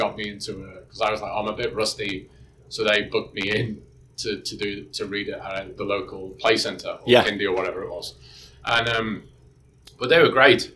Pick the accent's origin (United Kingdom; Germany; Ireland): United Kingdom; Birkenhead, North West England; now in New Zealand; I grew up in Birkenhead in the UK. It's over the water from Liverpool, from the Mersey.